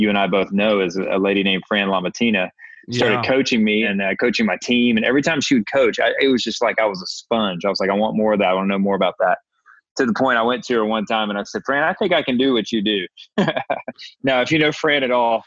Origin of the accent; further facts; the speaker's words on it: Atlanta, Georgia, United States; I grew up here in Atlanta